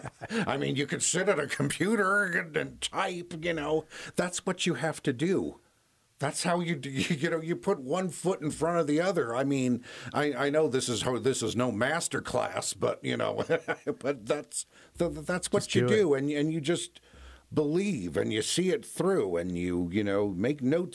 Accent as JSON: {"language": "English", "town": "Washington", "region": "District of Columbia", "country": "United States", "tie": "born or raised there", "also_born_or_lived": "Gayville, South Dakota", "said": "I grew up in Washington, D.C."}